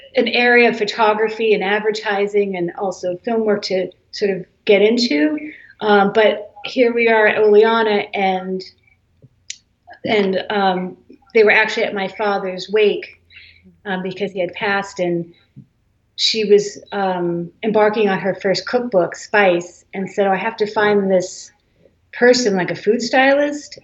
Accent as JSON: {"language": "English", "town": "Holliston", "region": "Massachusetts", "country": "United States", "tie": "born or raised there", "also_born_or_lived": "Flushing, New York / Brewster, Cape Cod, Massachusetts", "said": "I was born in Flushing, New York, and then when I was two, we moved to Massachusetts. So I grew up in Holliston, Mass, which is a suburb"}